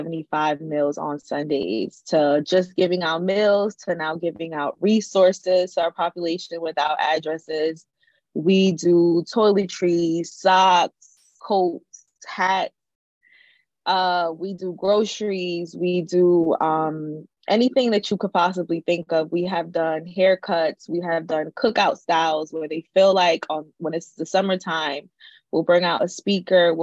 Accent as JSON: {"language": "English", "town": "Newark", "region": "New Jersey", "country": "United States", "tie": "born or raised there", "said": "I'm from Newark, born and raised"}